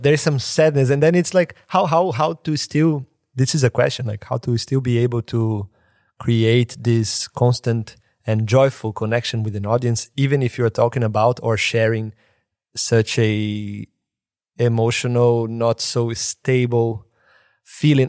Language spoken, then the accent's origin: English; Brazil; born or raised there; moved away